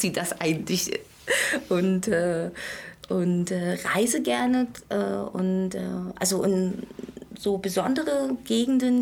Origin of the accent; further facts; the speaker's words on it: Berlin, Germany; ich bin in der DDR geboren, in Pankow übrigens, und äh, habe hier viele Jahre gelebt